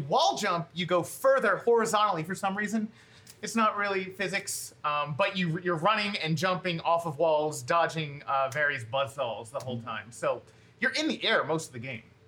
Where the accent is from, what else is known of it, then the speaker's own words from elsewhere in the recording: Philadelphia, Pennsylvania, United States; We're from Philadelphia